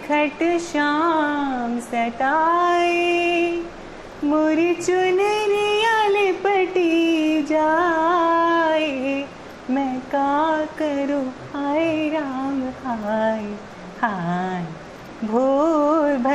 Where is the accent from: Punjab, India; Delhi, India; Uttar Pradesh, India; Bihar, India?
Bihar, India; और मैं बिहार से बिलोंग करती हूँ